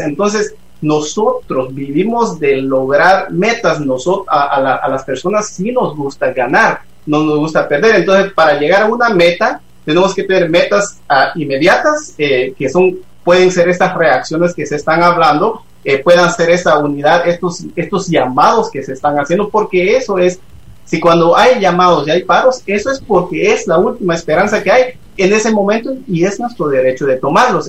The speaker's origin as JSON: {"language": "Spanish", "country": "Guatemala", "moved": "yes", "said": "yo me fui de Guatemala no porque Guatemala me expulsó, fueron las circunstancias, las que habían, las que me, me, me, me hicieron ir pero como cualquier guatemalteco yo amo a este país"}